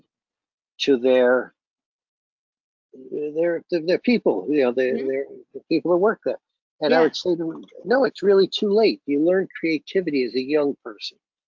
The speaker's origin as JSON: {"language": "English", "town": "New York City", "region": "New York", "country": "United States", "tie": "born or raised there", "said": "I grew up in Brooklyn"}